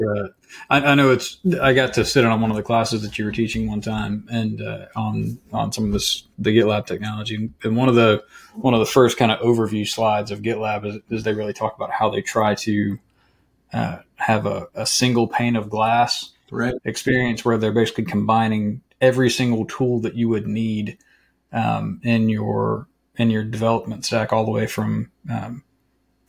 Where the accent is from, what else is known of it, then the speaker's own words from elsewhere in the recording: Florence, South Carolina, United States; moved away as an adult; also born or lived in Clemson, South Carolina; now in Easley, United States; I grew up in Florence, went to Clemson